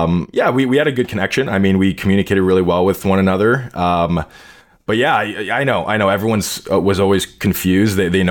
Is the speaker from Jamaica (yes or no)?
no; Canada; I'm Canadian